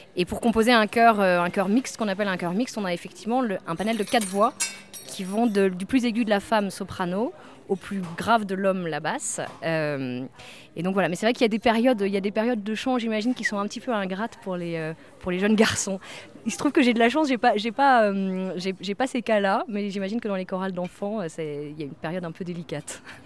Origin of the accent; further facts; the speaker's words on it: France; now in London, United Kingdom; en tant que Français, on est unique à Londres